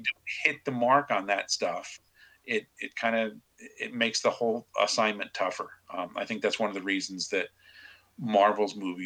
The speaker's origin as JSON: {"language": "English", "town": "Kingston", "region": "New York", "country": "United States", "tie": "born or raised there", "said": "Kingston, New York, he lives in my hometown now"}